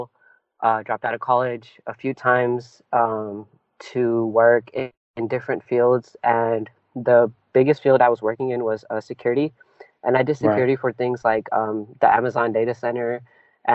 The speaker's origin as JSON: {"language": "English", "area": "Bay Area", "region": "California", "country": "United States", "tie": "born or raised there", "first_language": "Punjabi", "second_language": "English", "said": "I'm from the Bay Area in California. I'm born and raised here"}